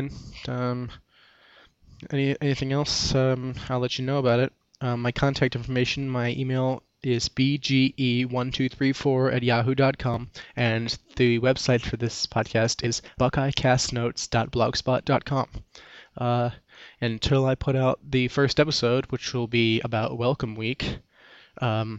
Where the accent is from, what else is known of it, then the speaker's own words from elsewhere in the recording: Canton, Ohio, United States; I'm from Canton, Ohio, and I'm getting ready to attend The Ohio State University